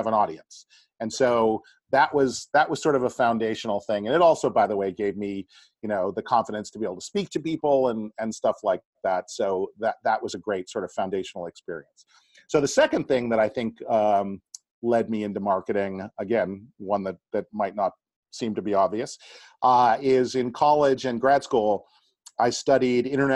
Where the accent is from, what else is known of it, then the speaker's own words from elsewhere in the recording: Boston, Massachusetts, United States; I grew up in the Boston area.